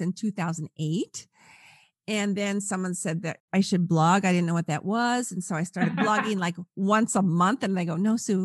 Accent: California, United States; I'm from California

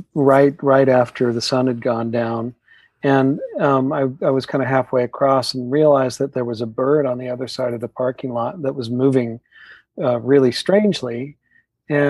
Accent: Utah, United States; I grew up in Utah down the street from someone who had horses

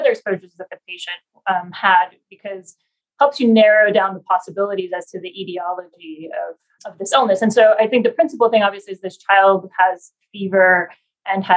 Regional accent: Argentina; now in Houston, United States; I'm from Argentina originally

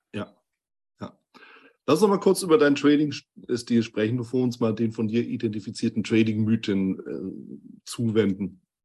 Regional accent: Hamburg, Germany; wir sind ja auch beide aus Hamburg

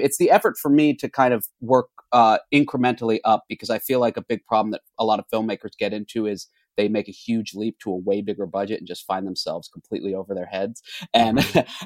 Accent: Orlando, Florida, United States; now in Los Angeles, United States; I'm from Orlando, Florida, and I uh, grew up making movies.

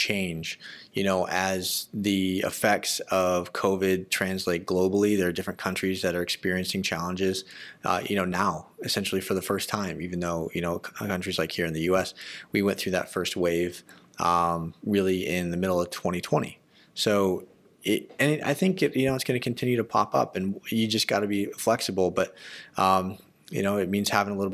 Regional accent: Arizona, United States; I grew up in Arizona

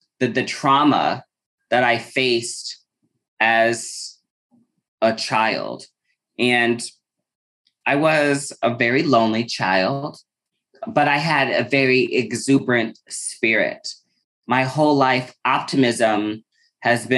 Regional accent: Omaha, Nebraska, United States; moved away as an adult; also born or lived in Lincoln, Nebraska / Chicago, Illinois; Growing up in Omaha

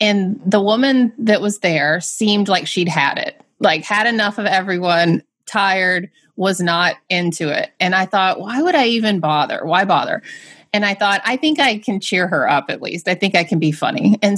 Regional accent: the South, United States; Miss Candy, I'm from the South.

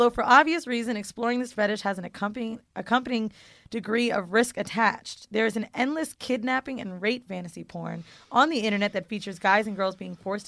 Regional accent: Florida, United States; also born or lived in San Francisco, California; now in New York, United States; I'm from Florida

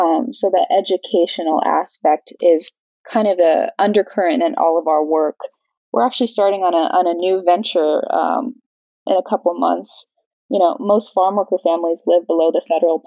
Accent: Central Valley, California, United States; I'm from the Central Valley, and my family migrated there to work in the agricultural industry

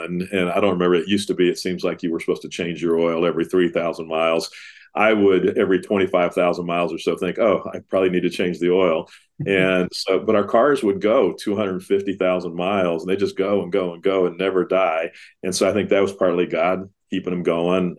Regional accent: Dallas, Texas, United States; growing up around Dallas Seminary

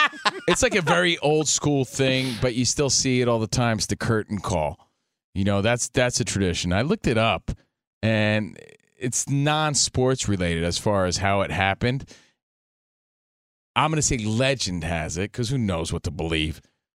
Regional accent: Union, New Jersey, United States; now in Los Angeles, United States; just a kid from Union, New Jersey, out here running the streets, the mean streets of L.A.

